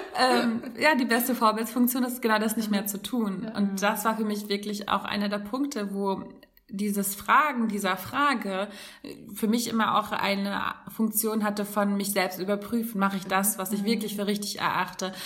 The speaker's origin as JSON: {"language": "German", "region": "Hamburg", "country": "Germany", "tie": "born or raised there", "moved": "as an adult", "said": "bei uns in Hamburg"}